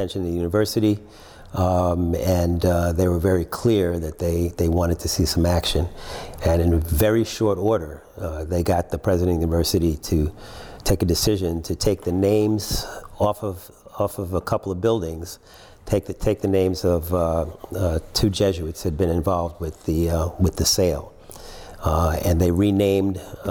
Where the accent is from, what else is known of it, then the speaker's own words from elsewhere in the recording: New York City, New York, United States; also born or lived in Trinidad and Tobago; now in Washington, D.C., United States; I live in Washington, D.C. I grew up in New York, so it was cold for a good part of the year.